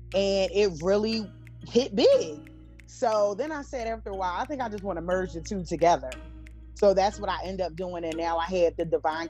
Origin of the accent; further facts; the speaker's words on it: Philadelphia, Pennsylvania, United States; I'm a Philly girl. Okay. I'm from Philadelphia.